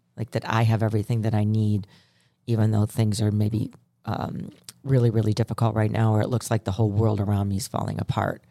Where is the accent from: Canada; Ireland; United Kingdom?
Ireland; I'm Irish